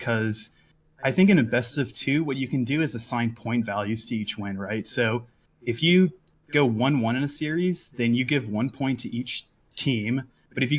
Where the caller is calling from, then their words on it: Austin, Texas, United States; I'm calling from Austin